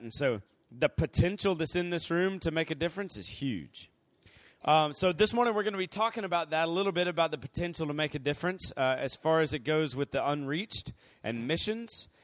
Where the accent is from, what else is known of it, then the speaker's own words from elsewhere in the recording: Columbus, Georgia, United States; moved away as an adult; also born or lived in Virginia; now in Andrews, United States; I'm from Columbus, Georgia, originally, and, um, I lived there until I went to college.